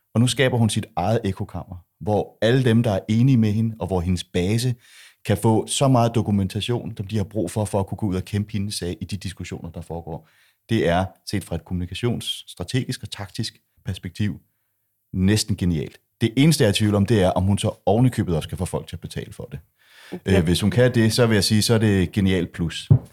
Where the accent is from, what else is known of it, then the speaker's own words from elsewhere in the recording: Denmark; jeg er jo dansker